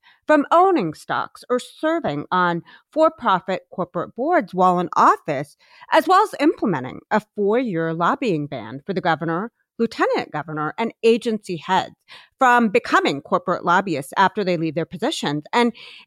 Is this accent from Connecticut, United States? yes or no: no; Ohio, United States; my home state of Ohio